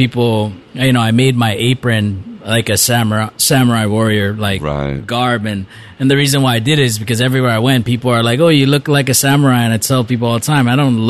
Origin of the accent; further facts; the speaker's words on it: Waimea, Hawaii, United States; also born or lived in Kohala, Hawaii; growing up in Kohala and in Waimea, if you didn't fight when somebody wanted to fight, you never make it through school